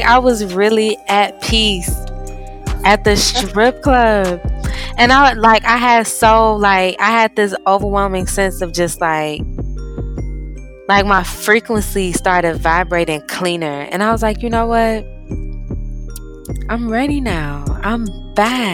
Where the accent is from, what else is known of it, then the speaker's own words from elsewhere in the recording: Missouri, United States; I was born and raised in Missouri.